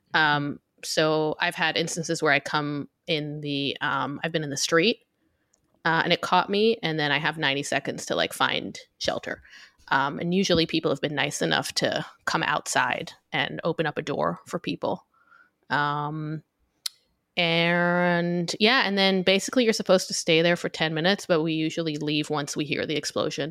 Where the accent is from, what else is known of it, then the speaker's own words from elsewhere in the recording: Israel; also born or lived in New York City; now in New York, United States; I live in New York, but I'm from Israel uh, originally. So I, I, grew up here